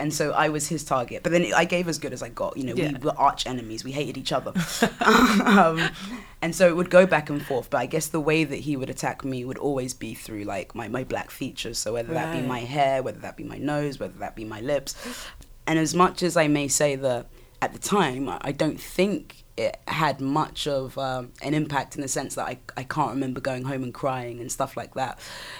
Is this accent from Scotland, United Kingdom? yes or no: no; Southampton, South East England, United Kingdom; So growing up in Southampton was, you know, when you've only known a certain thing, I guess it was kind of normal to me.